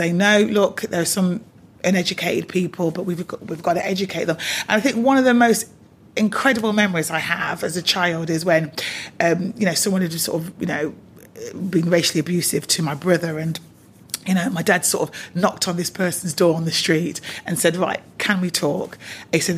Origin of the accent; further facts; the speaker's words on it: Coventry, West Midlands, United Kingdom; also born or lived in Bristol / London / Manchester; even though I was born in Bristol, my parents decided to move to Coventry.